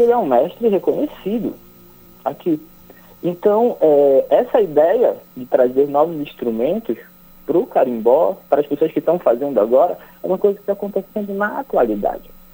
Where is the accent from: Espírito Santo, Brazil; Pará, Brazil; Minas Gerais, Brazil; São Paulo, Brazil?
Pará, Brazil; Ananindeua; o Grupo Estrela do Norte é um grupo aqui de Ananindeua, somos de Ananindeua